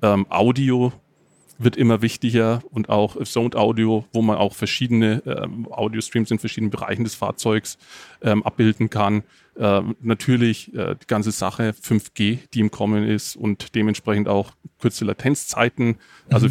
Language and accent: German; the area around Nuremberg, Bavaria, Germany; ich komme aus der Gegend um Nürnberg